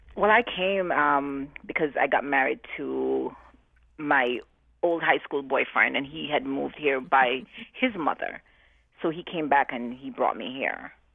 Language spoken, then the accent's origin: English; Jamaica; moved away as an adult; now in New Haven, United States; before I'm known as a Jamaican, I'm known as a black woman